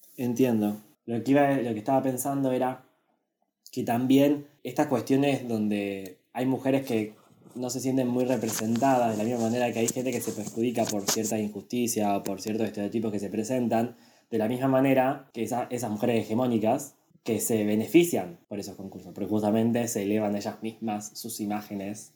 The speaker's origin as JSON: {"language": "Spanish", "country": "Argentina", "said": "nosotros somos argentinos"}